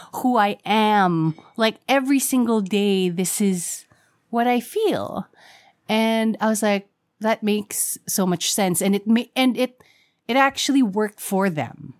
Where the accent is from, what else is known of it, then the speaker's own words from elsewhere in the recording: Quezon City, Metro Manila, Philippines; I'm from Quezon City